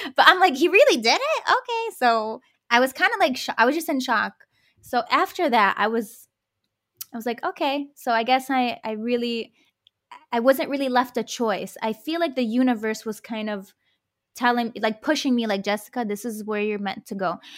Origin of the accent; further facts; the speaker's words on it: Detroit, Michigan, United States; my parents immigrated from the Middle East, and I grew up in Detroit